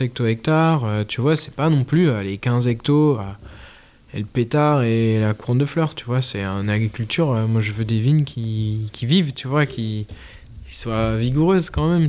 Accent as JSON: {"language": "French", "town": "Eguisheim", "region": "Grand Est", "country": "France", "said": "on est une famille, on est là depuis la fin de la guerre de 30 ans"}